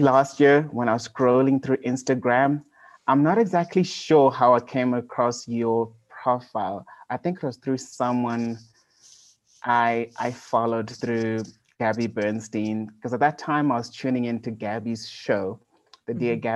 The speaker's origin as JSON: {"language": "English", "town": "Gwanda", "region": "Matabeleland South", "country": "Zimbabwe", "tie": "born or raised there", "also_born_or_lived": "South Africa", "moved": "as an adult", "said": "I was born in Zimbabwe in Africa in a small little town called Gwanda. I lived there all my life."}